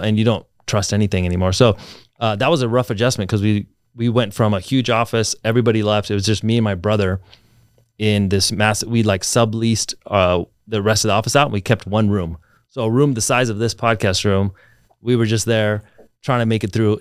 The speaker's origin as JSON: {"language": "English", "town": "Reno", "region": "Nevada", "country": "United States", "tie": "born or raised there", "also_born_or_lived": "Alaska", "moved": "as an adult", "lives_now": "Las Vegas, United States", "said": "I grew up in Reno"}